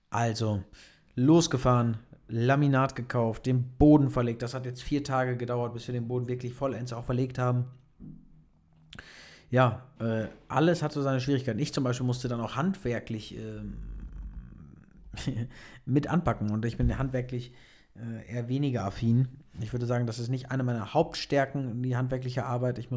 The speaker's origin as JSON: {"language": "German", "town": "Münster", "region": "North Rhine-Westphalia", "country": "Germany", "tie": "born or raised there", "lives_now": "Stuttgart, Germany", "said": "Ich vermisse Münster auch, also um das mal zu drehen, ich vermisse meine Heimatstadt definitiv, bin aber auch sehr froh, hier zu sein. Irgendwie ist für mich Stuttgart eine neue Herausforderung"}